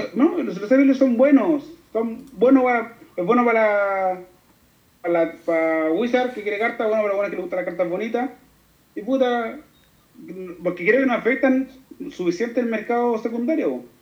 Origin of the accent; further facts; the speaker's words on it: Chile; como chileno